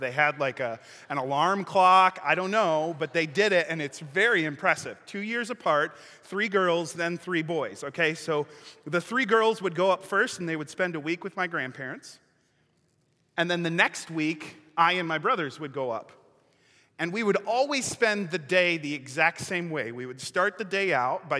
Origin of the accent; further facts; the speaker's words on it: Lake Michigan, Midwest, United States; I grew up right on Lake Michigan.